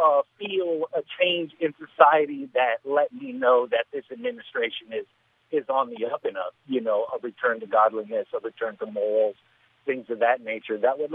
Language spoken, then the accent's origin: English; Southern California, United States; I'm from Southern California. I'm Mexican.